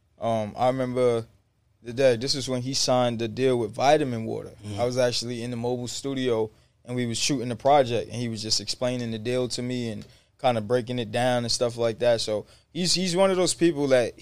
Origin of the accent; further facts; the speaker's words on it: New York City, New York, United States; I'm from the hood. I'm from the Bronx. 161 Woody Crest